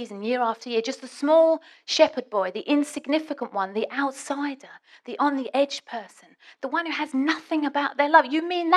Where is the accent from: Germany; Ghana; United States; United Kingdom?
United Kingdom; England; I'm British